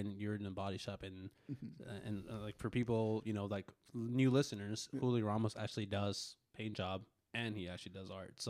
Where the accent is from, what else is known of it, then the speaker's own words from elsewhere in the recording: Northern California, United States; I grew up in Northern California